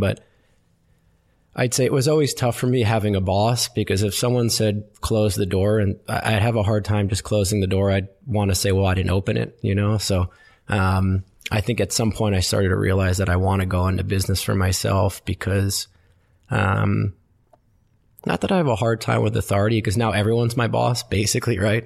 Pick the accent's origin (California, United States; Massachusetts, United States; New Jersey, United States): New Jersey, United States; Westfield; I grew up in New Jersey, uh, in a town called Westfield.